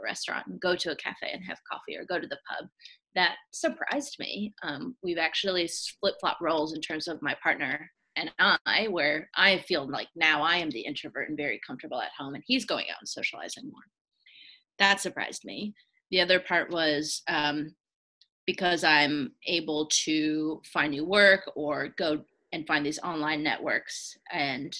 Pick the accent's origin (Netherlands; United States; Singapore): United States; Atlanta, Georgia; I'm from Atlanta.